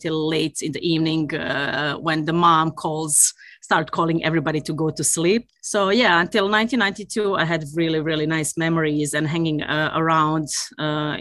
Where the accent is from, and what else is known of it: Tuzla, Federation of Bosnia and Herzegovina, Bosnia & Herzegovina; born or raised there; moved away as an adult; also born or lived in Olomouc, Czech Republic; now in Sweden